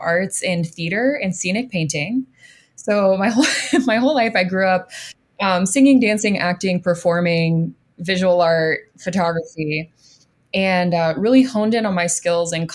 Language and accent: English; Florida, United States; moved away as an adult; I grew up in Florida